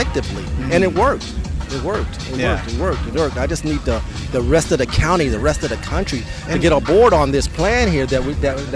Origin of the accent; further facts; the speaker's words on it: Pasadena, California, United States; moved away as an adult; now in San Bernardino, United States; I was born in Pasadena, California